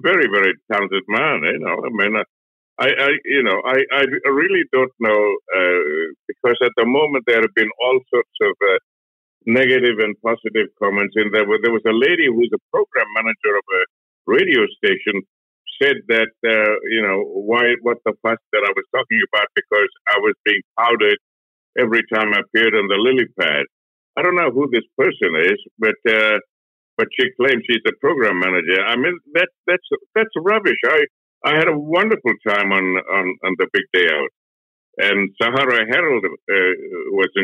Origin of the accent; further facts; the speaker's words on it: Malaysia; now in Australia; I was brought up in Malaysia as a Sri Lankan, Malaysian-born Sri Lankan